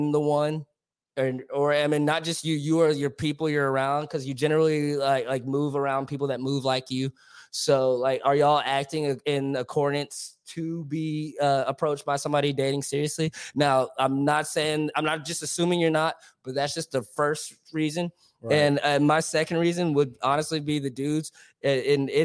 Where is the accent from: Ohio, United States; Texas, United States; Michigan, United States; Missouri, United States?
Texas, United States; Dallas; I'm from, you know, South Irving, West Dallas